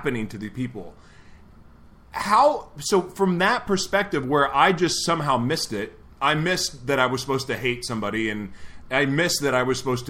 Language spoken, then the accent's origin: English; Oklahoma, United States; I'm from Oklahoma